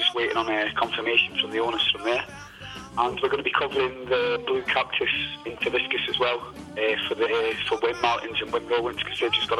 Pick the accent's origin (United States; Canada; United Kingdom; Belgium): United Kingdom; So and the benefit as well, I'm British. There's not many British frontmen in bands at the minute out here.